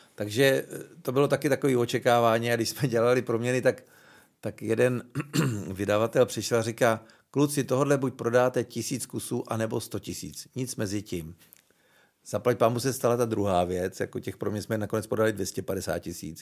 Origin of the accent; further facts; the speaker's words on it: Moravská Třebová, Pardubice Region, Czechia; also born or lived in Svitavy; now in Prague, Czechia; já jsem se narodil stejně ve Sitavách, kde vzniknul …. Bydlel jsem sice v Moravský Třebový, což je asi 18 km od Svitav